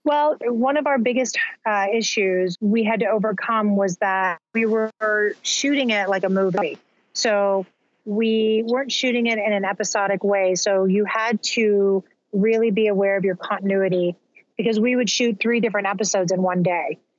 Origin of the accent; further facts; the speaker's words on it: Albuquerque, New Mexico, United States; moved away as an adult; also born or lived in Southern California; I was born and raised in Albuquerque, New Mexico